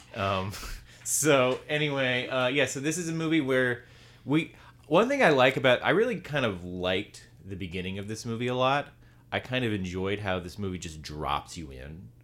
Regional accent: the South, United States; accent: Southern; most people who have, are from the South sound like us

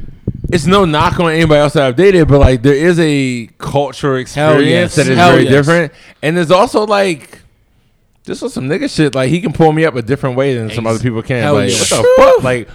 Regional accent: Baltimore, Maryland, United States; I'm from West Baltimore

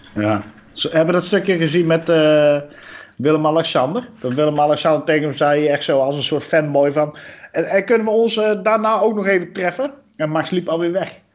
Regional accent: Netherlands; we als Nederlanders

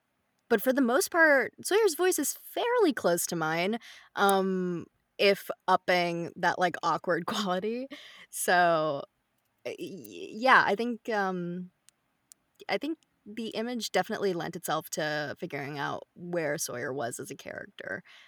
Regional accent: India; like, Indian, because I'm Indian in this, I'll probably start it.

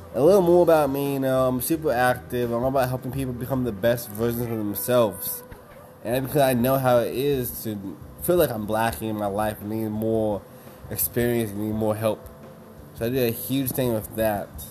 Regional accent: Kansas, United States; moved away as an adult; now in Austin, United States; I'm from Kansas. I've been to Austin, Texas now for about five years

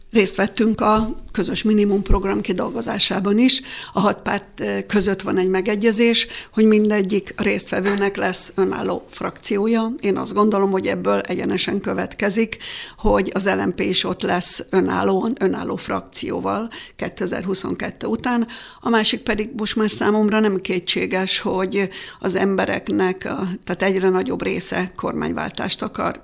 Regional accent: Nagykáta, Pest, Hungary; én nagykátai születésű vagyok, ott jártam iskolába, rokonaim vannak

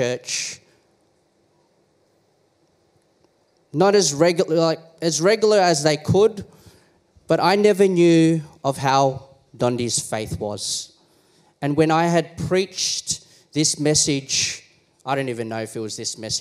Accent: Philippines; I am Filipino

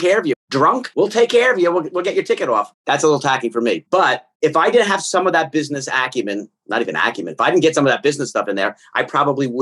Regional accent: Philadelphia, Pennsylvania, United States; moved away as an adult; also born or lived in Long Island, New York / Dallas; I grew up in Philadelphia, went to Temple

